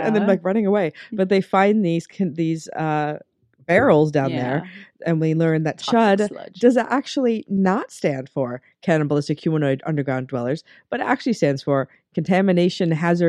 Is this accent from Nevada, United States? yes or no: yes; Las Vegas, Nevada, United States; growing up in Las Vegas, our house had a basement.